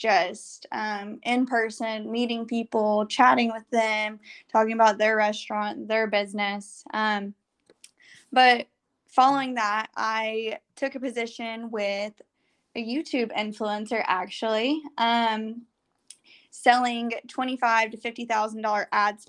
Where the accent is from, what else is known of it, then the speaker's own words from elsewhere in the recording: Arkansas, United States; So I grew up in Central Arkansas, and following that went to University of Arkansas